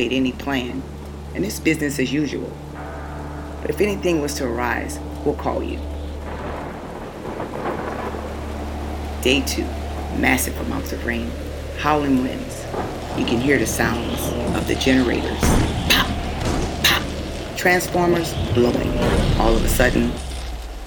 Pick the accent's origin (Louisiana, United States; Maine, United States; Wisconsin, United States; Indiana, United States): Louisiana, United States; New Orleans; moved away as an adult; my own hometown of New Orleans